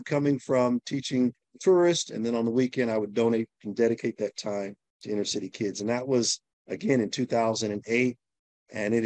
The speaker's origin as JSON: {"language": "English", "town": "San Diego", "region": "California", "country": "United States", "tie": "born or raised there", "also_born_or_lived": "South Beach", "moved": "as an adult", "said": "I'm from San Diego, California, born and raised"}